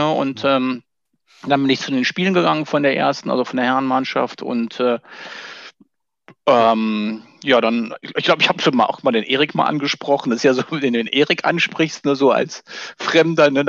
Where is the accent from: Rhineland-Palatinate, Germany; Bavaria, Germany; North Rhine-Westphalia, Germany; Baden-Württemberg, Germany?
North Rhine-Westphalia, Germany; ich komme ja aus dem Siebengebirge, da lebe ich auch heute noch und da spielt man entweder Fußball oder Tischtennis oder beides.